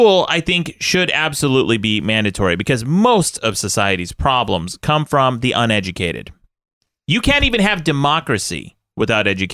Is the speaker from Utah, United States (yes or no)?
yes; Utah, United States; I come from Utah.